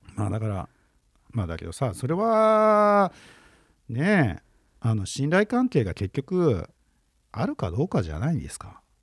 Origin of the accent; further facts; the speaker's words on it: Chiba, Japan; 俺のその実家の千葉